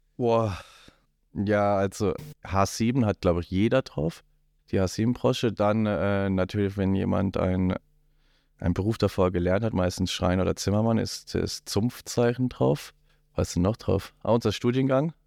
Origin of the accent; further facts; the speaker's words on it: Black Forest, south of Freiburg, Baden-Württemberg, Germany; now in Rosenheim, Germany; komme aus dem Schwarzwald südlich von Freiburg